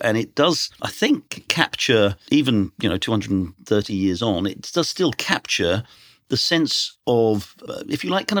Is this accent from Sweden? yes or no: no; United Kingdom; now in United States; I'm a Brit who now lives in America.